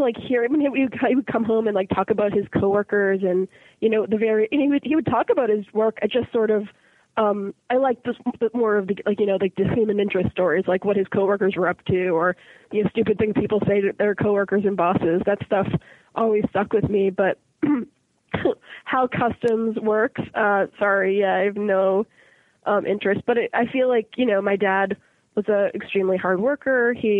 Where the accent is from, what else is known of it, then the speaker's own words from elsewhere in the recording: Boston, Massachusetts, United States; Yeah. Both of my parents were born and raised in Boston as well. It's a nice place to grow up.